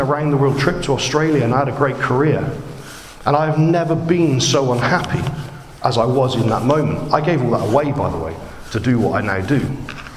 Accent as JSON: {"language": "English", "country": "United Kingdom", "said": "I'm British"}